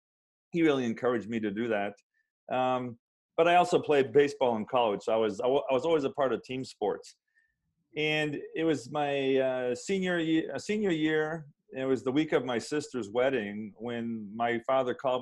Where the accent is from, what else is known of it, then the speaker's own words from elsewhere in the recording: central Massachusetts, United States; moved away as an adult; now in Southern California, United States; I grew up in a kind of a small town in central Massachusetts